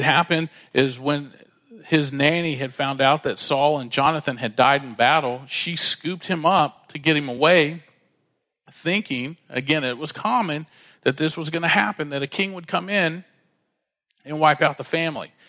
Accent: Dallas, Texas, United States; We grew up together in Dallas

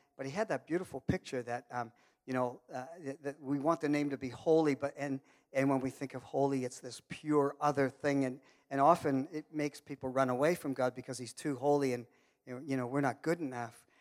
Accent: Canada; I'm Canadian and I'm from Muckatoo

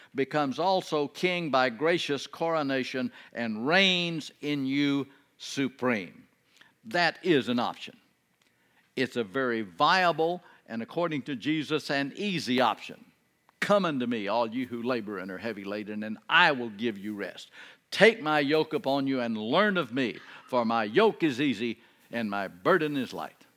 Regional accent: Texas, United States; I'm from Texas

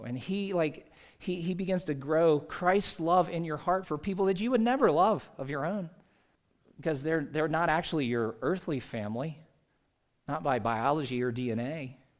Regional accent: South Carolina, United States; moved away as an adult; now in Utah, United States; Growing up in South Carolina, I mean, we, uh, left my dad and two sis, two of my three sisters and their families back there.

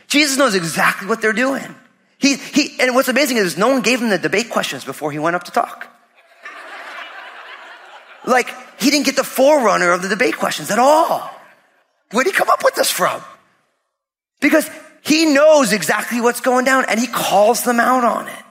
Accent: New Jersey, United States; grew up all Italian in New Jersey

